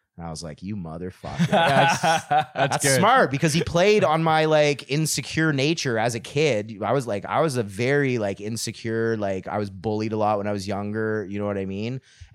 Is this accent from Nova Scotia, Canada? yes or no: no; Metcalfe, Ontario, Canada; now in Ottawa, Canada; I grew up in Metcalf and I thought that we were like a super hillbilly town